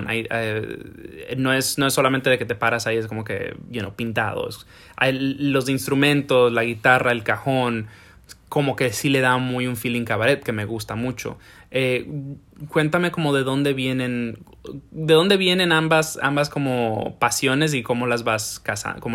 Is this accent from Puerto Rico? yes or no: yes; Ciales, Puerto Rico; De Ciales, que es en el centro de la isla, es un pueblo más rural.